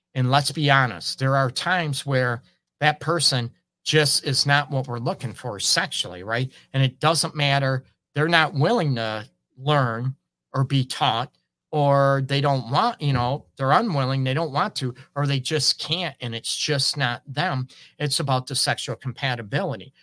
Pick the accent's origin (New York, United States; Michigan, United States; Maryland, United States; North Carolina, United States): Michigan, United States; Port Huron; now in Detroit, United States; I grew up in Port Huron